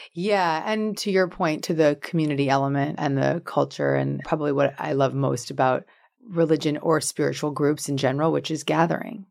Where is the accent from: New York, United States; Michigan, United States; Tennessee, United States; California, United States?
New York, United States; Larchmont; moved away; I grew up in Westchester County in Larchmont, New York